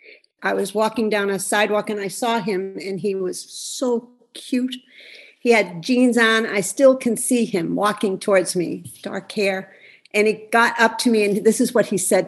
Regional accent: Scranton, Pennsylvania, United States; I came from Scranton, Pennsylvania, from a very close Italian family

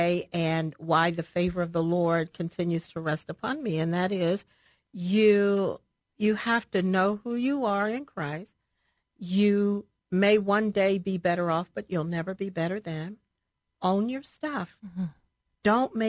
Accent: Baltimore, Maryland, United States; I'm originally from Baltimore, Maryland, raised by my grandmother, Pearl

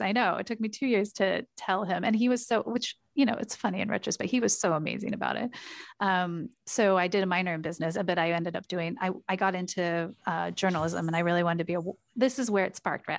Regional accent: Portland, Oregon, United States; I grew up in Portland, Oregon

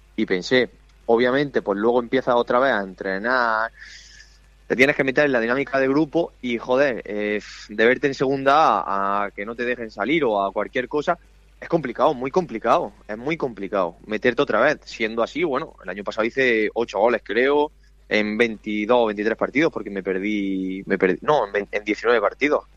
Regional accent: Spain; moved away; estoy por el pueblo para verano o para los días libres, que a mí mi pueblo me pilla una hora y media de Cartagena

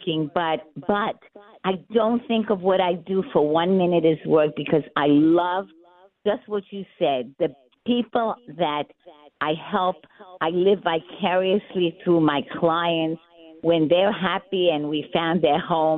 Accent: New York City, New York, United States; I'm a girl from Brooklyn.

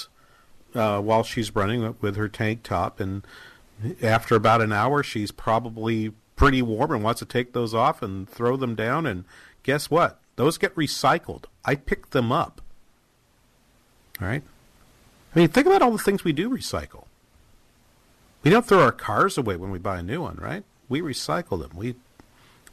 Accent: Manchester, New Hampshire, United States; my hometown in Manchester, New Hampshire

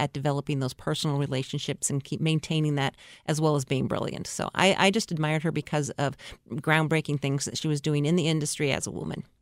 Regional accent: Oregon, United States; moved away; also born or lived in Portland / Seattle, Washington; I'm at Valley, which is in Oregon

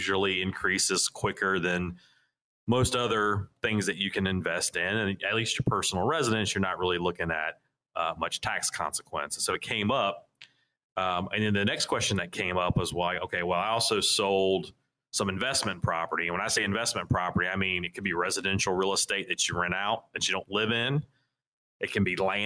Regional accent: Raleigh, North Carolina, United States; I'm originally from the South Raleigh area here

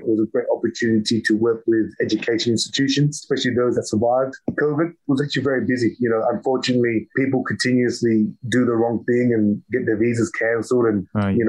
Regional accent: Australia; I'm Australian born Vietnamese

